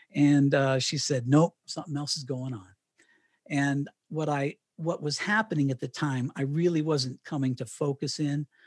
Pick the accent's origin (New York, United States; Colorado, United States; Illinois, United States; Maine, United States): Colorado, United States; Canon City; moved away as an adult; also born or lived in Miami, Florida / Knoxville, Tennessee; So I moved from Miami and, and retired in Canyon City, Colorado